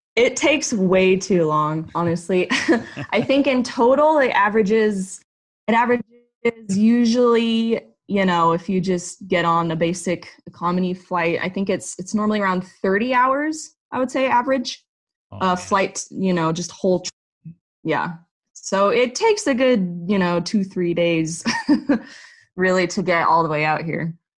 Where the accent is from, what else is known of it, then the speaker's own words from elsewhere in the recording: Phoenix, Arizona, United States; moved away as an adult; I am from Arizona. I was born and raised in Phoenix. Really lived there my whole life